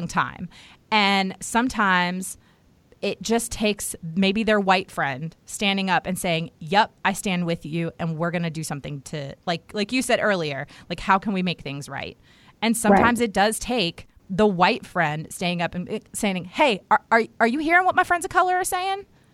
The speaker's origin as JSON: {"language": "English", "country": "United States", "tie": "born or raised there", "said": "I grew up right outside of Washington, D.C."}